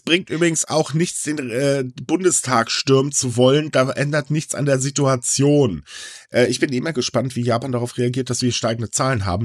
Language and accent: German; Germany; Also bei uns in Deutschland